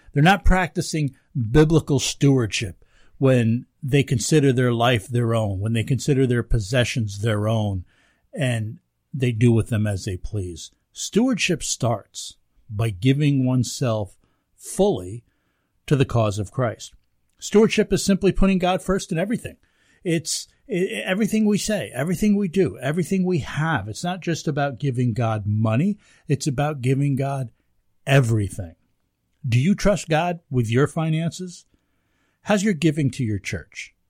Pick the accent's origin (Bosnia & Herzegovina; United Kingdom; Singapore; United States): United States; here in the United States